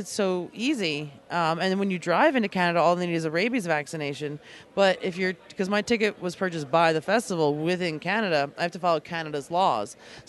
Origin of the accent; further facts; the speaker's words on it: New York, United States; also born or lived in Alaska; I'm from New York. I live originally from Long Island, and then I moved to Alaska because I didn't really like living in New York.